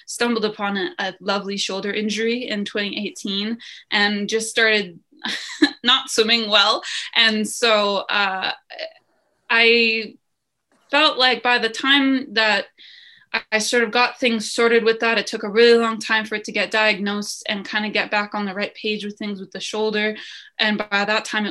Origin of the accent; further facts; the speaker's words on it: Lethbridge, Alberta, Canada; Lethbridge, my hometown where I am now